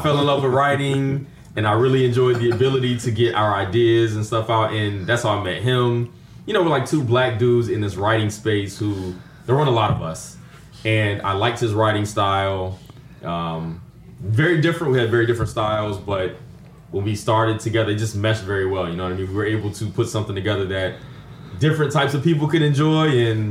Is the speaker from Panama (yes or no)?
yes; Panama; born there; I was born in Panama, so I'm a military brat. I was born in Panama, so I came to it naturally.